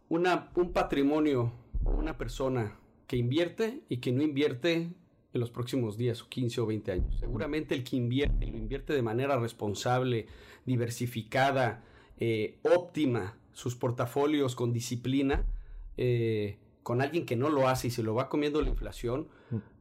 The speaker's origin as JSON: {"language": "Spanish", "region": "Mexico City", "country": "Mexico", "tie": "born or raised there", "said": "soy de la Ciudad de México. Eh, toda mi vida he vivido ahí, fuera de que alguno que otro año fuera."}